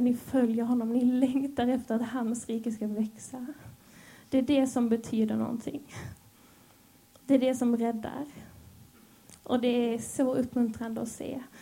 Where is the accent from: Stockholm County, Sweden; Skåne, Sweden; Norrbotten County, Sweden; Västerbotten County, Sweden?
Skåne, Sweden; accent: Scanian (skånska); also born or lived in Helsingborg; Jag hoppas ni hänger med på min skånska.